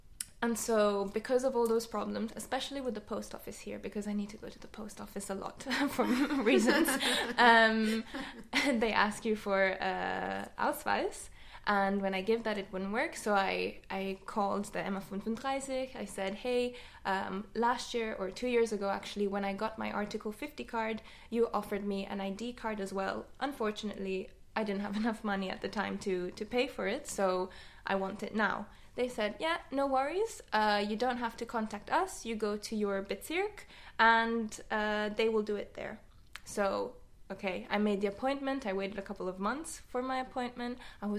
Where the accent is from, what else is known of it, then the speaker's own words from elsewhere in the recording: United Kingdom; moved away as an adult; now in Vienna, Austria; I have a British passport. I'm a British national.